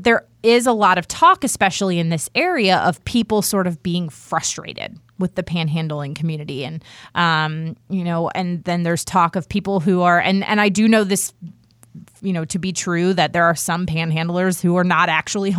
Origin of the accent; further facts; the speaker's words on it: Washington, District of Columbia, United States; I, like I said earlier, I grew up in Washington, D.C., where I saw them all the time.